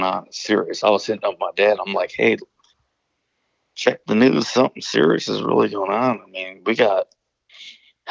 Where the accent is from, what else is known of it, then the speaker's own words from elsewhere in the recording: Northern Illinois, United States; I'm from Northern Illinois